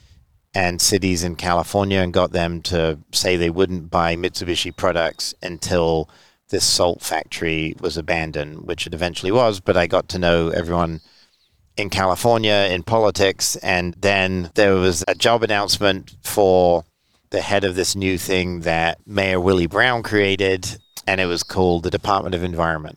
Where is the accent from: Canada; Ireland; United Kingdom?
United Kingdom; Grantchester, East of England; moved away as an adult; now in San Francisco, United States; I grew up in England, went to school in the village, went to high school, and then went to college at UC Berkeley